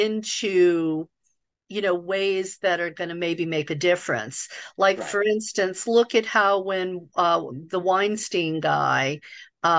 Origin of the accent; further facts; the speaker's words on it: the South, United States; the welfare queen stereotype that I grew up with in the South